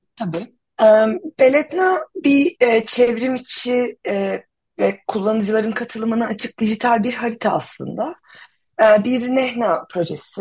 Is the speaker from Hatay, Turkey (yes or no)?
yes; Antakya, Hatay, Turkey; moved away as an adult; now in Ankara, Turkey; ben şey 89 yılında Antakya'da doğdum. E, üniversite için şehirden yarım göç edene kadar e, hep Antakya merkezde yaşadım